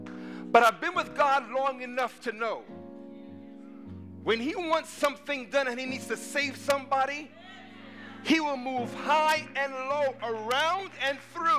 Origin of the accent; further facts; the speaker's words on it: East Coast, United States; I'm going to be honest. I'm from the East Coast. And I wrestled with the idea.